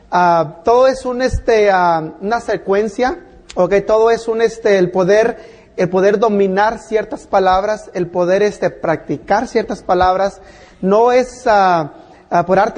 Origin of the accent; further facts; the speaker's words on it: Mexico; now in United States; Yo vine de México a este país por el sueño americano, pero me encontré con las pesadillas.